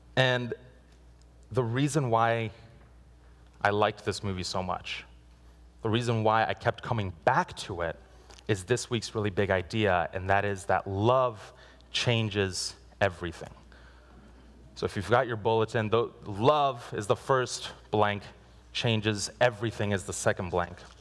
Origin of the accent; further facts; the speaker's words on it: Guatemala; moved away; I was born in Guatemala, and I went with my parents